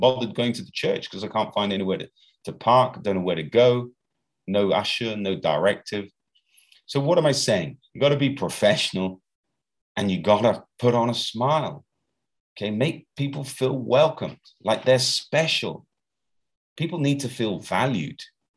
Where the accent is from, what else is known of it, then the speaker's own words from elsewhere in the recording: United Kingdom; now in Brazil; here in Brazil, I'm British